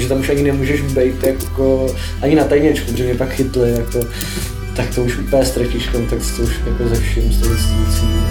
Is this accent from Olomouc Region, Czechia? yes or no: no; Prague, Czechia; já jsem z Vršovic